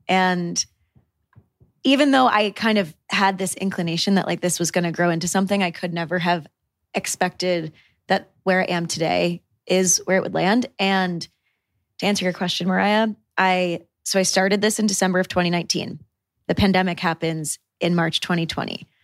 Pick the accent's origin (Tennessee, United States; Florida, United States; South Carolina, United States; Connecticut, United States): Connecticut, United States; moved away; also born or lived in New York City; I was born and raised in New England, so very, very rural town in Connecticut, literally population 8,000